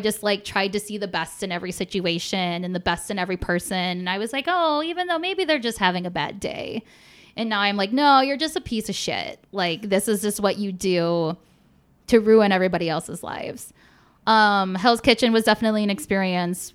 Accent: Polish Detroit area, Michigan, United States; my hometown

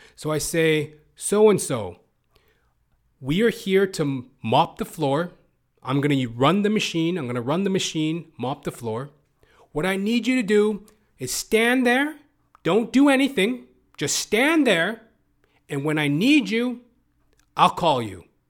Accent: Canada; also born or lived in Toronto, Canada; As a Canadian, I live in Toronto, Canada

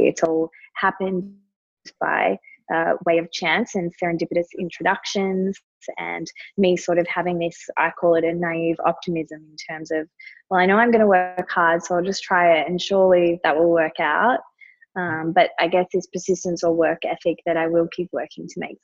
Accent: Melbourne, Victoria, Australia; I grew up in Melbourne

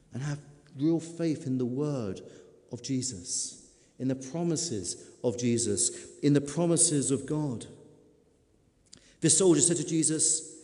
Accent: United Kingdom; we're British

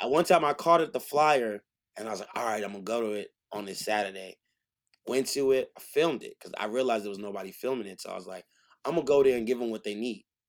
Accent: New York City, New York, United States; I'm from Frockaway, Queens, I'm from the hood

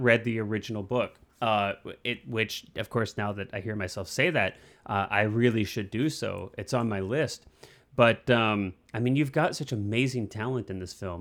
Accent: Midwest, United States; I grew up in the Midwest

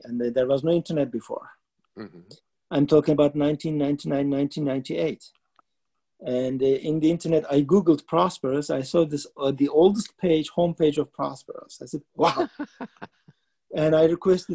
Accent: Istanbul, Turkey; moved away as an adult; also born or lived in Ankara, Turkey; now in Seattle, United States; I was born in Şişli, which is the European side, but I grew up in the Asian side.

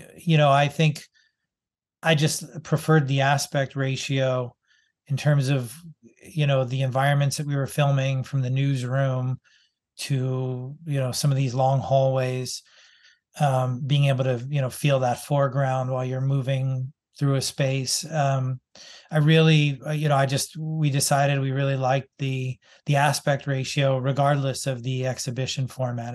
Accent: Boston, Massachusetts, United States; I grew up in Boston

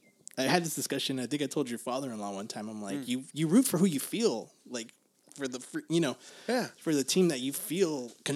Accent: United States; No matter at the end of the day, I'm American. Uh-huh. My family's American. You know, outside of my dad, who's technically, he has a green card, so he's basically American.

